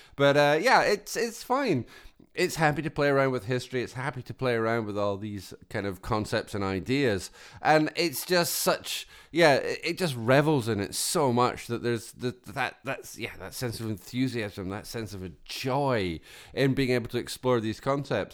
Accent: Scotland, United Kingdom; I come from Scotland

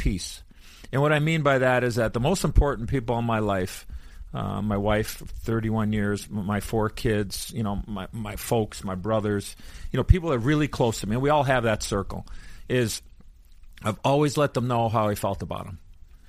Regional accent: Chicago, Illinois, United States; as a kid growing up in Chicago

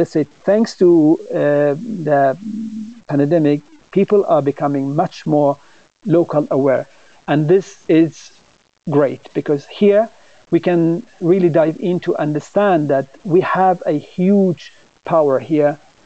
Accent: Sweden; because growing up in Sweden and have been working internationally

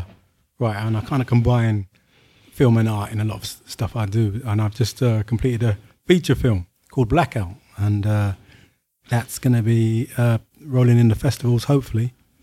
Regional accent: London, United Kingdom; I'm from the East End, yes. I wanted to make something that's kind of more kind of my background, working class background.

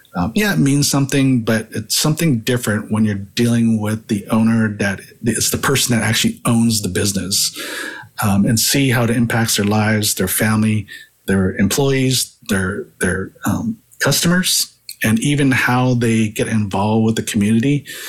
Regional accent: San Jose, California, United States; also born or lived in Hawaii; moved to San Jose, California when I was pretty young. I was still nine years old, uh, but really grew up in California. I grew up in the Bay Area

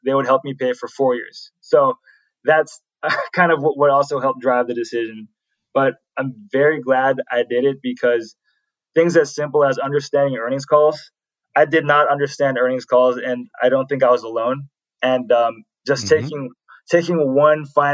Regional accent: San Francisco Bay Area, California, United States; I'm born and raised in the San Francisco Bay Area here in California

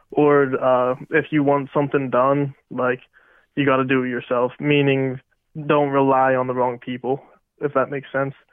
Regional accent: Rural Valley, Pennsylvania, United States; Shout out Rural Valley. That's uh, my hometown.

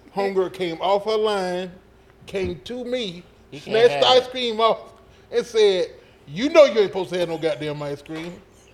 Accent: Meridian, Mississippi, United States; moved away; I'm from Meridian, Mississippi.

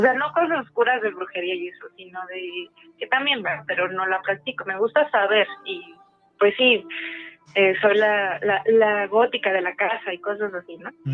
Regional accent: Aguascalientes, Mexico; now in Mexico City, Mexico; yo crecí en Aguascalientes

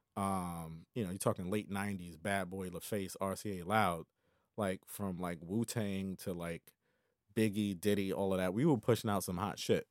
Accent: Tidewater, Virginia, United States; I'm originally from Virginia, Tidewater area

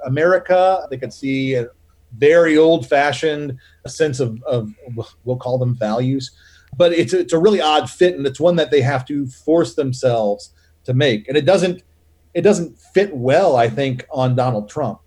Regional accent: the South, United States; I say this as a Southerner

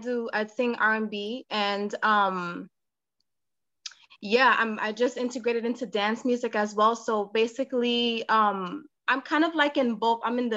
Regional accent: Montclair, New Jersey, United States; Well, I'm actually from Jersey. So I moved from Jersey, Montclair, Jersey.

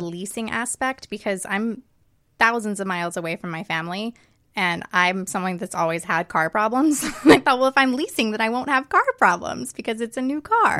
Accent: outside of Atlanta, Georgia, United States; moved away as an adult; now in Los Angeles, United States; I was raised outside of Atlanta in the suburbs, and I have actually been in L A exactly eleven years

